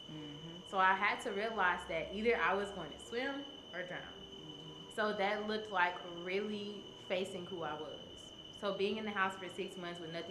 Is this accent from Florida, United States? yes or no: no; Memphis, Tennessee, United States; moved away as an adult; also born or lived in New Orleans, Louisiana; I'm from Memphis. Mm-hmm. So I left Memphis, came to New Orleans for college.